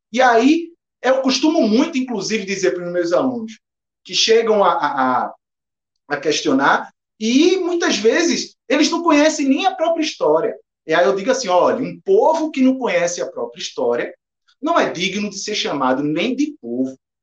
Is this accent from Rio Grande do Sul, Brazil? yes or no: no; Recife, Pernambuco, Brazil; eu sou de Recife